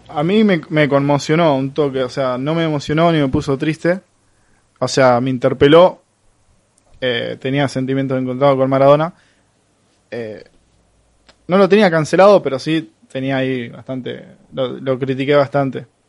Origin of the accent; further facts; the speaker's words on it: Rosario, Santa Fe, Argentina; los rosarines no nos identificamos como santafesinos. Somos rosarinos.